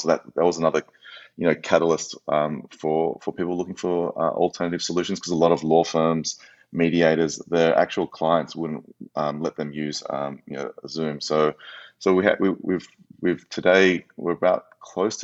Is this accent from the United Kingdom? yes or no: no; Australia; moved away; also born or lived in United States; as an Australian living in the US, previously